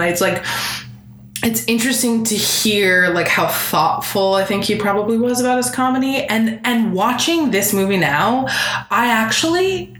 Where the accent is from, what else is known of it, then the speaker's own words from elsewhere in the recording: Boston, Massachusetts, United States; my hometown, baby. Boston.